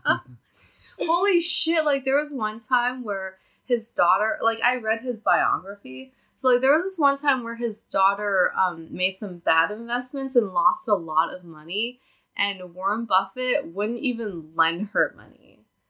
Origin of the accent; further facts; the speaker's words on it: Nanjing, Jiangsu, China; moved away; also born or lived in Nebraska, United States; I'm from Nanjing, which is like another southern city in China